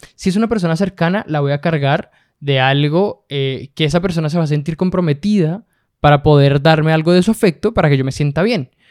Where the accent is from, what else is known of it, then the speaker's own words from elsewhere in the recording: Bogotá, Colombia; now in Santiago, Chile; nací en Colombia, nací en Bogotá, Colombia.